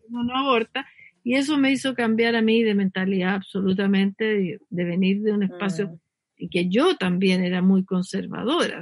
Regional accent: Talca, Maule, Chile; moved away as an adult; yo soy de Talca

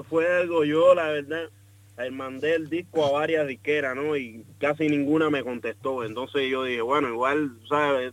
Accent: Cuba; moved away; nosotros venimos estudiando juntos desde Cuba y nosotros tocamos tocamos juntos en Cuba

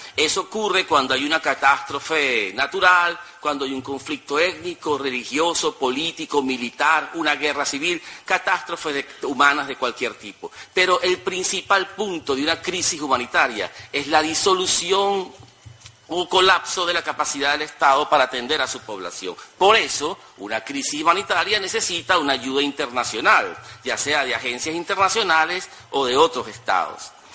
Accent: Venezuela

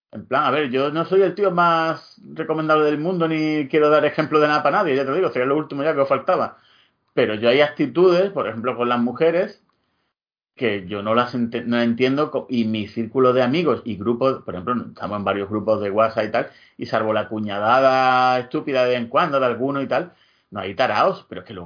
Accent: Andalusia, Spain; yo soy andaluz, pero tengo una raíz No, no, no, escocés

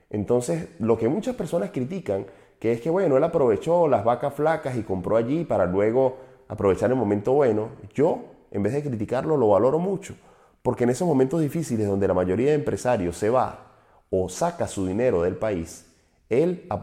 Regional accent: Venezuela; un empresario de nuestra zona mexicano, aunque yo soy venezolano, lo considero nuestro porque es latinoamericano

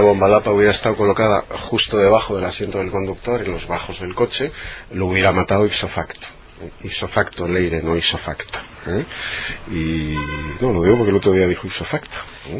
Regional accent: Navarre, Spain; mi tierra

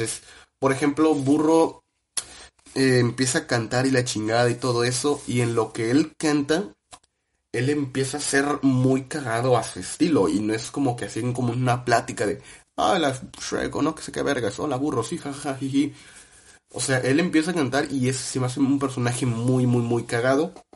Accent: Mexico; uno como mexicano que creció con, con ping pong

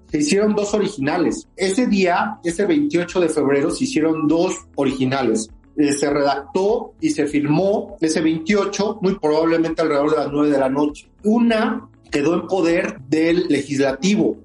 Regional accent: Mexico; nosotros como mexicanos

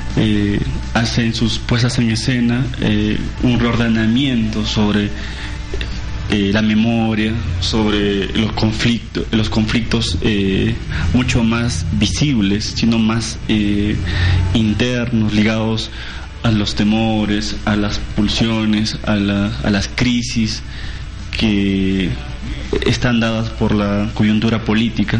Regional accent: Peru; entendernos como nación peruana

